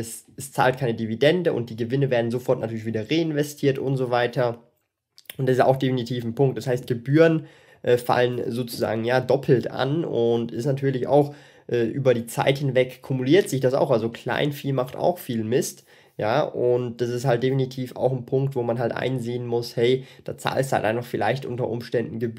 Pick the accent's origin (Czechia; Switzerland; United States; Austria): Switzerland; vor allem für mich als Schweizer.